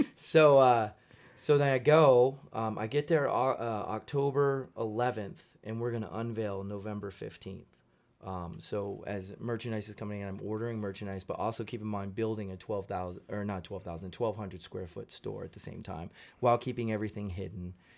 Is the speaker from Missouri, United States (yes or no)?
no; Modesto, California, United States; moved away as an adult; also born or lived in Fresno; Modesto is where I grew up